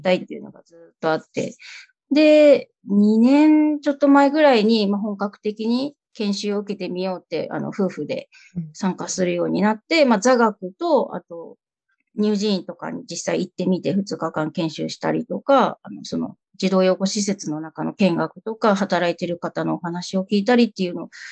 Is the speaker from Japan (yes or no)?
yes; Kyushu, Japan; moved away as an adult; now in Tokyo, Japan; 九州の片田舎で生まれ育ち